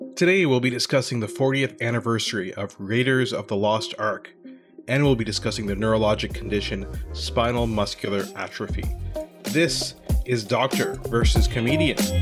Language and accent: English; Ottawa, Ontario, Canada; my hometown of Ottawa.